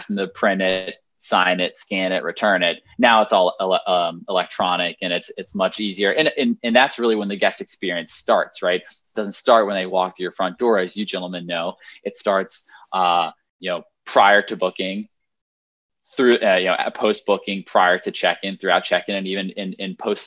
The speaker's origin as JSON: {"language": "English", "town": "Fort Lauderdale", "region": "Florida", "country": "United States", "also_born_or_lived": "Annapolis, Maryland / Jacksonville, Florida", "moved": "as an adult", "said": "I'm from Florida. I'm from South Florida. I'm from Fort Lauderdale"}